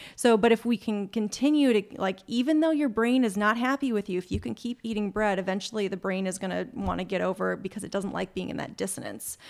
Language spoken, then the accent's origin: English; Minnesota, United States; moved away as an adult; also born or lived in Wisconsin; now in California, United States; I'm originally from Minnesota.